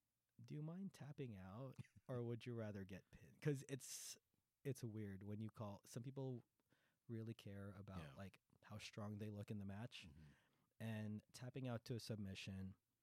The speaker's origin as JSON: {"language": "English", "country": "Philippines", "said": "So it's just like, you know, in case I need to remind you guys, I'm Filipino. This is not the tequila sunrise. It's the Manila sunrise."}